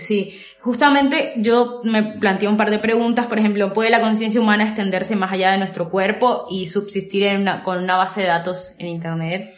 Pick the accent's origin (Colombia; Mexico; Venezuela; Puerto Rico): Colombia; soy colombiana